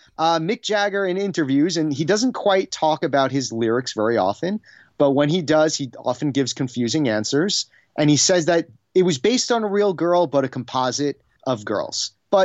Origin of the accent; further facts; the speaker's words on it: New York, United States; And I grew up on Long Island about the Memory Motel and its connection to the ….